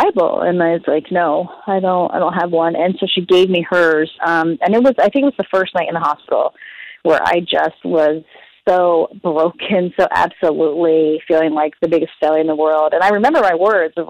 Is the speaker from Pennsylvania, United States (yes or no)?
yes; Philadelphia, Pennsylvania, United States; moved away; I was born in Philadelphia